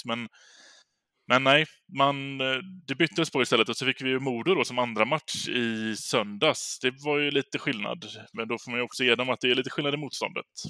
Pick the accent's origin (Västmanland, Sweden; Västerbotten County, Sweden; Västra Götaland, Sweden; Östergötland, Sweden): Västra Götaland, Sweden; Gothenburg; som göteborgare